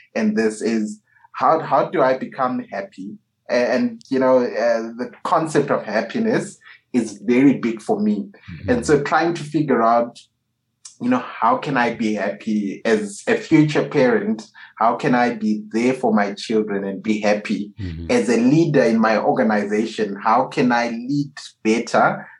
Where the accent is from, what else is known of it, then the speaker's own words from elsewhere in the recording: Harare, Zimbabwe; coming from my home country mm. of Harare, Zimbabwe.